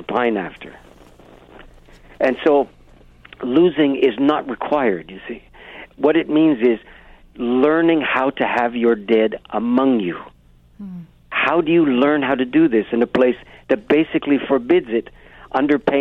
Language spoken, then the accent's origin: English; Canada; as a Canadian